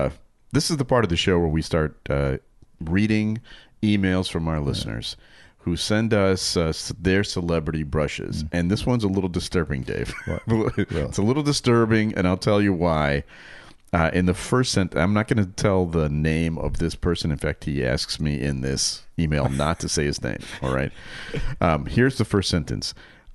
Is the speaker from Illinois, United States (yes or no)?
no; Albuquerque, New Mexico, United States; I grew up in Albuquerque, New Mexico. I'm about the same age as you guys.